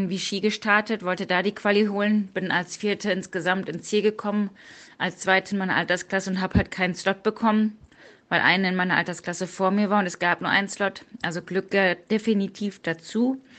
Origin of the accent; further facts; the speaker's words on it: North Rhine-Westphalia, Germany; born there; now in Cologne, Germany; 38 Jahre alt, komme gebürtig aus dem Münsterland und wohne jetzt schon seit 2004 in Köln und arbeite dort bei der Polizei.